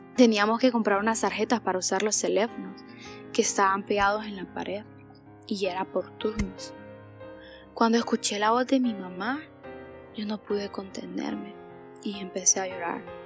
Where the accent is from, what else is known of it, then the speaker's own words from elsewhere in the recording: Danlí, El Paraíso, Honduras; tengo 18 años y soy de Danlí